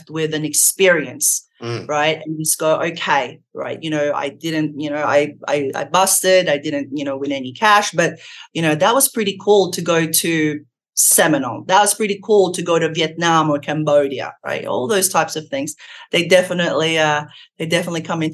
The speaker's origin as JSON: {"language": "English", "country": "Australia", "moved": "yes"}